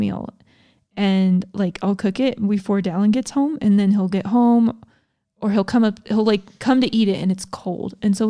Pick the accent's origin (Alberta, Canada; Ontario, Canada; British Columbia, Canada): Ontario, Canada; Thunder Bay; I'm from Thunder Bay, Ontario, Canada.